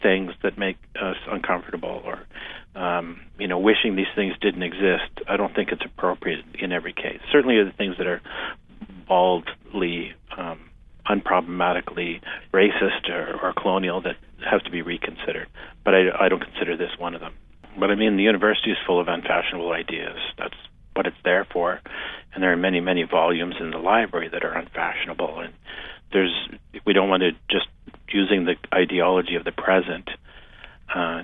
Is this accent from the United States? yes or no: no; Edmonton, Alberta, Canada; moved away as an adult; also born or lived in Calgary; now in Regina, Canada; Born and raised in Edmonton, moved to Calgary for about 20 years